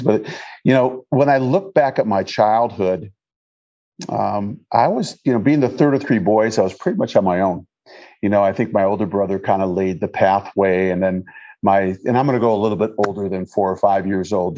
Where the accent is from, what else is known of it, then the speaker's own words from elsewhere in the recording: Detroit, Michigan, United States; moved away; I grew up in Michigan. I was born in Detroit, Michigan.